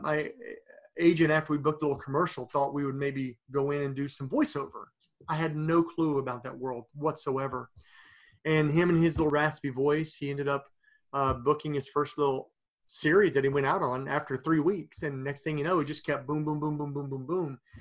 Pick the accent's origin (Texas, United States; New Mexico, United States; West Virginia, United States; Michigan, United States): West Virginia, United States; Princeton; moved away; my hometown of Princeton, West Virginia